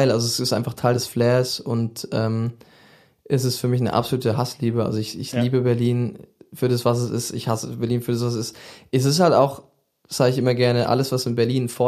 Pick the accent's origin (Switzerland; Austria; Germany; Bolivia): Switzerland; Ich habe recht spät Abi gemacht, weil ich bin in der Schweiz aufgewachsen. Die Schulsysteme sind sehr unterschiedlich